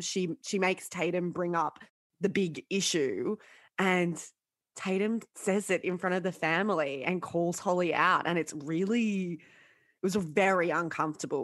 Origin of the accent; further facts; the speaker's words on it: Sydney, New South Wales, Australia; I grew up in Sydney and I grew up in the northern suburbs